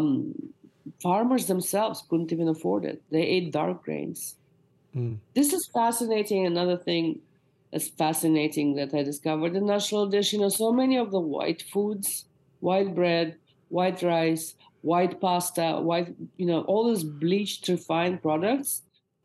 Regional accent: Moscow, Russia; now in United States; my mother has just made a big pot of borscht for me, which is a beet soup that I grew up eating in Moscow

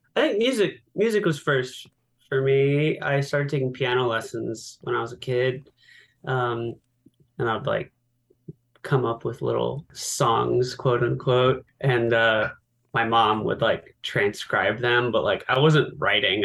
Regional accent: San Diego, California, United States; I'm from San Diego

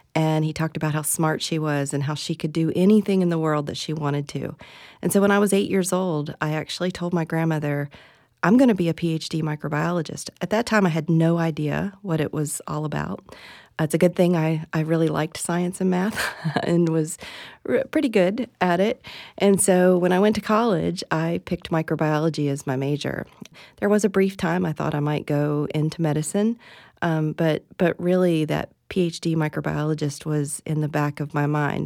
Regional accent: West Virginia, United States; moved away as an adult; also born or lived in Tennessee; now in Florida, United States; I'm originally from West Virginia

